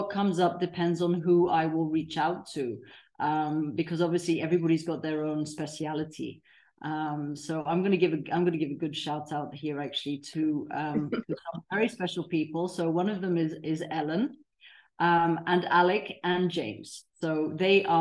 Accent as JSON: {"language": "English", "country": "Tanzania", "tie": "born or raised there", "also_born_or_lived": "Africa", "moved": "as an adult", "lives_now": "Mallorca, Spain", "said": "I was raised in Tanzania, third generation Tanzanian."}